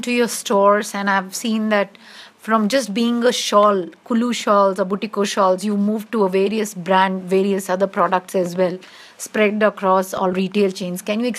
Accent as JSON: {"language": "English", "country": "India", "said": "Hello, I'm from India. … the country manager."}